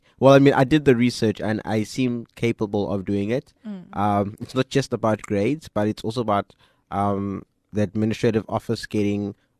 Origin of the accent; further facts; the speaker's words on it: DR Congo; born there; So I was born in Congo. I am now 24 years old.